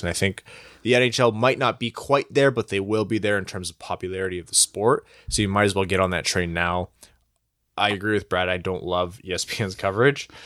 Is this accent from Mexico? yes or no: no; Windsor, Ontario, Canada; I was born in Windsor, so I don't know how Chaldean I can call myself